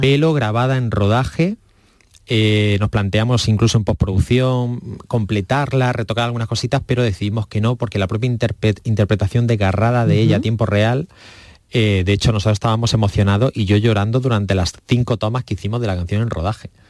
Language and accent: Spanish; Almería, Andalusia, Spain; mi tierra, en Almería